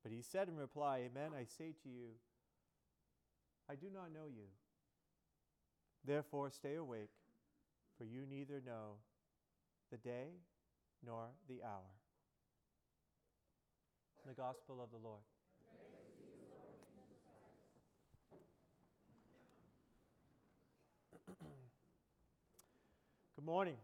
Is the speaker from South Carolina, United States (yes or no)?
no; Boston, Massachusetts, United States; I live in Boston, I'm from Boston, our seminary is in Boston